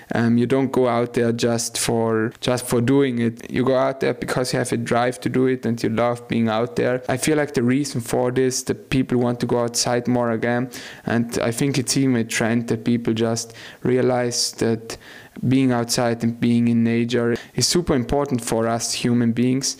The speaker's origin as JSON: {"language": "English", "area": "South Tyrol", "region": "Trentino-Alto Adige", "country": "Italy", "tie": "born or raised there", "said": "I grew up in South Tyrol"}